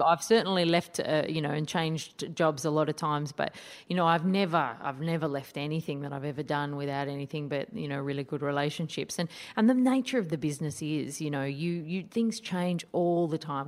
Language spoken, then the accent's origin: English; Sydney, New South Wales, Australia; in Sydney, my hometown